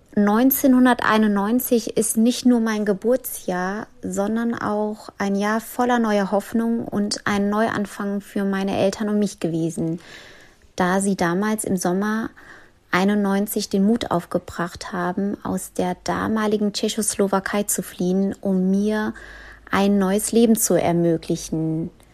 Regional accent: Koblenz, Rhineland-Palatinate, Germany; now in Frankfurt am Main, Germany; Ich arbeite und lebe in Frankfurt am Main, bin aber gebürtig aus Koblenz am Rhein.

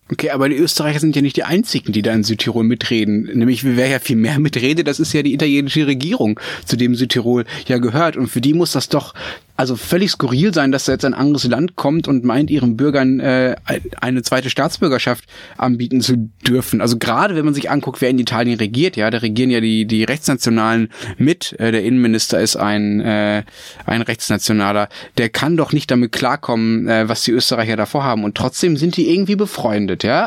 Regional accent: Dortmund, North Rhine-Westphalia, Germany; Ich bin in Dortmund aufgewachsen

